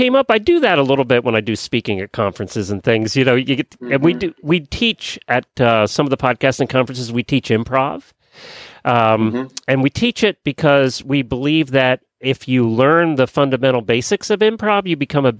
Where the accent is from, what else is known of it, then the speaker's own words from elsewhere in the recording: Lancaster County, Pennsylvania, United States; I grew up in Lancaster County, Pennsylvania.